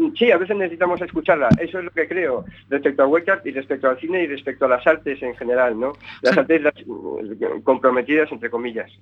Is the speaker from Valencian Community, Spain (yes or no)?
yes; Benicàssim, Valencian Community, Spain; el lugar donde me crié, en Castellón, en Benicassin, ¿no? En un lugar donde eh, he crecido, donde he pasado mi, niñez y, mi adolescencia